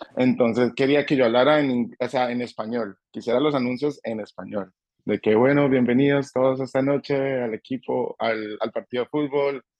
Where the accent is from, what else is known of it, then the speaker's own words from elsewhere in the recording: Colombia; now in Nashville, United States; conoció a alguien en, Colombia y, y nos trajo con ella y nos, nos mudamos para Estados Unidos precisamente para Nashville, Tennessee